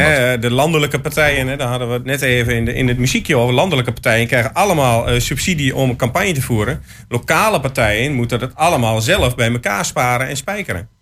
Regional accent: Hengelo, Overijssel, Netherlands; we komen allemaal uit Hengelo

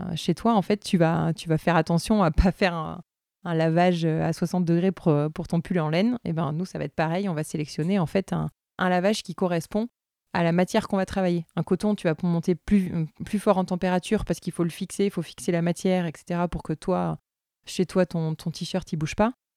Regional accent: Toulouse, Occitania, France; moved away as an adult; now in Loire, France; j'étais originaire du Tarn euh, de Toulouse

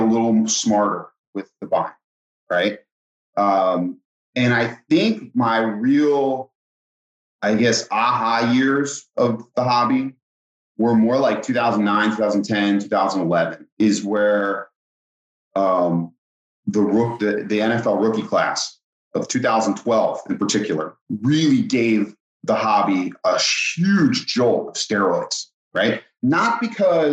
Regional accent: Philadelphia area, New Jersey, United States; I grew up in New Jersey, Philadelphia area.

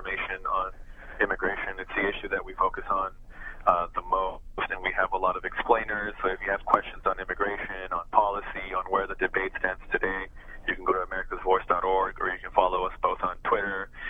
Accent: El Paso, Texas, United States; English is a second language; we moved here when I was 5. My parents are both naturalized citizens. I'm a naturalized citizen. I grew up in El Paso. I didn't speak English when I moved

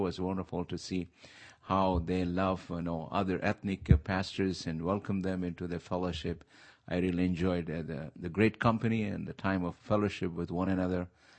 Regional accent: Hyderabad, Telangana, India; moved away as an adult; also born or lived in Nigeria; now in California, United States; And as I was growing up in India, and I was born in a good family

